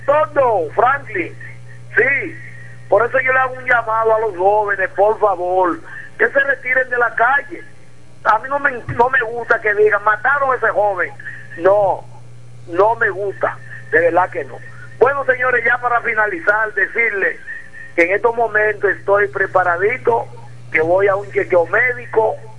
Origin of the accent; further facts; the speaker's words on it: Dominican Republic; now in La Romana, Dominican Republic; tuve mi infancia mm. hasta los 16 años en un batecito que le decían el 5 del Cuyá